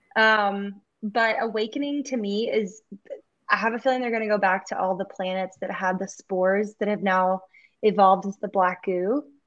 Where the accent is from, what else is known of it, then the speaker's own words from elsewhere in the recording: the South, United States; you and I both are from the South, but like growing up in the South and like growing up in the church